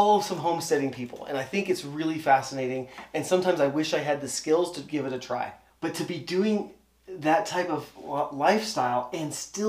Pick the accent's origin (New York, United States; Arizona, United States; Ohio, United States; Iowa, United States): Arizona, United States; I'm from Arizona.